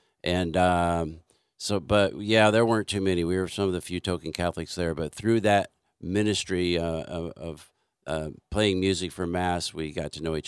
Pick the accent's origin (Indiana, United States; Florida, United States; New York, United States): Indiana, United States; I grew up on the farm in Indiana.